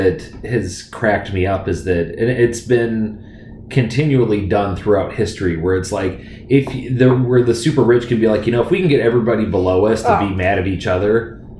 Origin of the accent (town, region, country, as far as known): United States